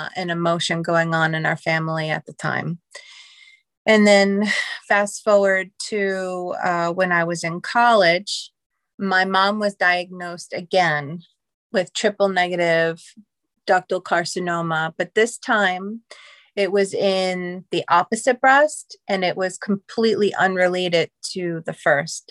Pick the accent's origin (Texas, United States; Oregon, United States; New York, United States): New York, United States; New Hyde Park; also born or lived in Queens, New York; I grew up on Long Island, technically Queens, and then my parents moved to New Hyde Park, which is Western Long Island.